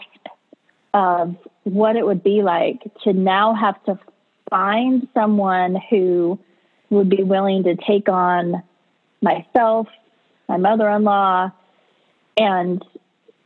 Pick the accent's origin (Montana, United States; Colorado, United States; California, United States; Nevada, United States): California, United States; moved away as an adult; also born or lived in North Carolina; I was from California and we moved to North Carolina